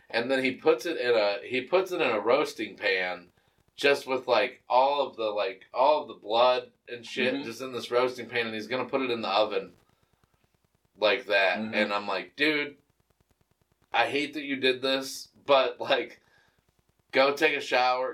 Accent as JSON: {"language": "English", "town": "Cuyahoga Falls", "region": "Ohio", "country": "United States", "said": "I'm from Cuyahoga Falls"}